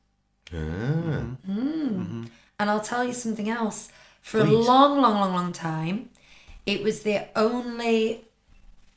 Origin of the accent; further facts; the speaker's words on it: United Kingdom; as British people